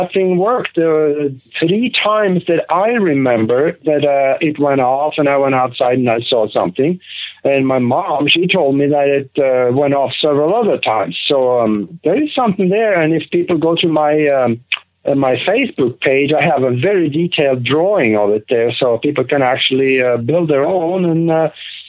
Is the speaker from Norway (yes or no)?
yes; Norway; moved away as an adult; also born or lived in Minneapolis, United States; now in United States; I grew up in Norway. I grew up on a farm over there